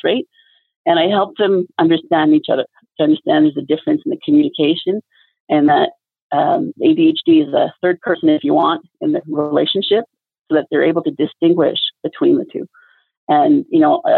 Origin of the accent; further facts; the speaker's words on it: Quebec, Canada; I'm from Quebec, where it's, you know, well, not everybody speaks French in Quebec pretty much.